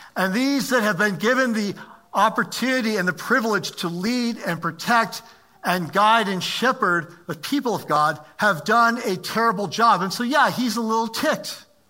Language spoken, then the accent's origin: English; United States; also born or lived in Maryland; I'm an American